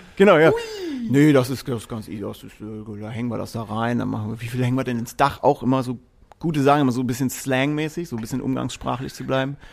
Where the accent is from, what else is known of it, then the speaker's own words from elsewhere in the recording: Erlangen, Bavaria, Germany; ich bin in Erlangen aufgewachsen